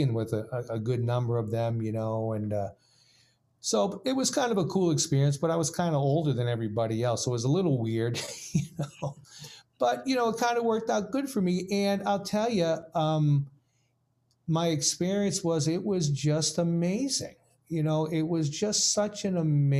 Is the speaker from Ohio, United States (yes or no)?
no; Boston, Massachusetts, United States; I grew up in Boston